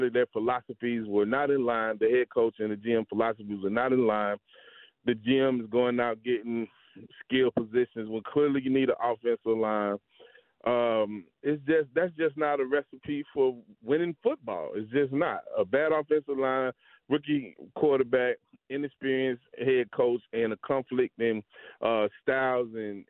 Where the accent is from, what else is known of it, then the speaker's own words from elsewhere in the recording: Atlanta, Georgia, United States; I'm from Atlanta